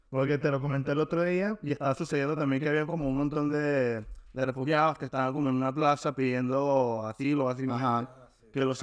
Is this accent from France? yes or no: yes; France; Bueno, yo soy francés.